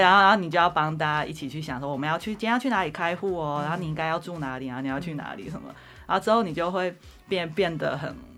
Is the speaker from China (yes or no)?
no; Zhudong, Hsinchu County, Taiwan; moved away as an adult; also born or lived in Taichung, Taiwan / Taipei, Taiwan / New York, United States / Boston, United States; 我本来其实是乡下小孩，我在竹东长大这样子